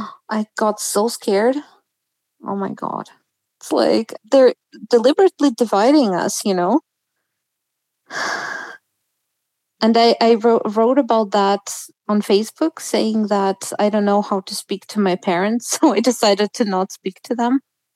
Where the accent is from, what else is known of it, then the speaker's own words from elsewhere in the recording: Russia; moved away; I am from Russia. I literally came from you.